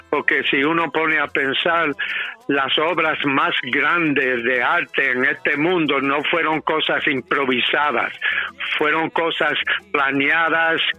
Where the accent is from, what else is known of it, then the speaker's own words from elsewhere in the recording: New York City, New York, United States; first language English; Spanish is a second language; yo soy nacido y criado en Nueva York y mi primer idioma es el inglés. Me siento mucho más cómodo en inglés, pero yo estudié el español y a través de los años llegué a tener fluidez en el español también.